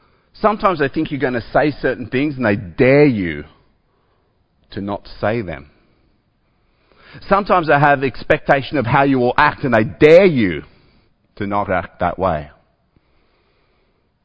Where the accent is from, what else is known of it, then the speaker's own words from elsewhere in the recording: Australia; I'm an Australian